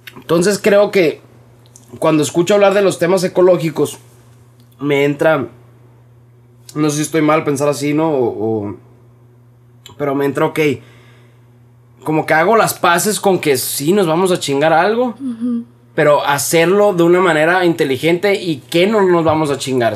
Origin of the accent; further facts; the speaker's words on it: Hermosillo, Sonora, Mexico; los que somos de Hermosillo, vamos seguido a Quino desde toda la vida